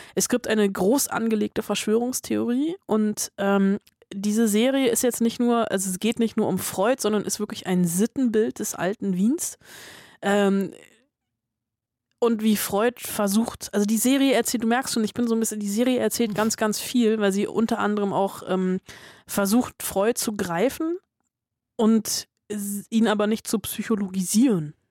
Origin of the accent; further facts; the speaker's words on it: Germany; Ich war auch im Kindergarten in Westdeutschland